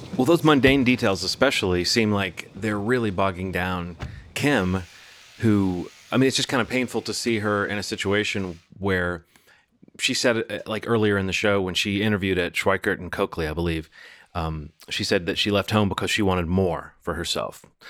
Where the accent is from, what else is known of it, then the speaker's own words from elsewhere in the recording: Birmingham, Alabama, United States; moved away; my hometown of Birmingham, Alabama